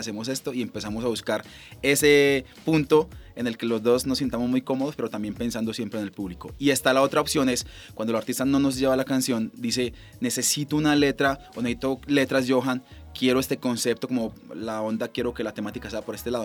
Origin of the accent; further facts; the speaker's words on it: Colombia; como colombianos